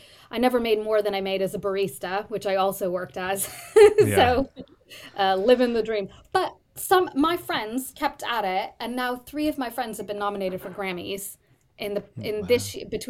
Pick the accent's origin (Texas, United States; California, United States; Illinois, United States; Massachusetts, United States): California, United States; San Jose; moved away as an adult; also born or lived in New York; now in London, United Kingdom; Born and raised in Silicon Valley around San Jose, California.